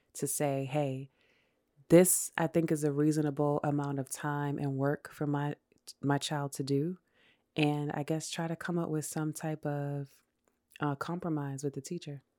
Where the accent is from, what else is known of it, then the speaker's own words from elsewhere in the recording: New York City, New York, United States; also born or lived in Brooklyn; I was born and raised in New York. I went to elementary middle school in Queens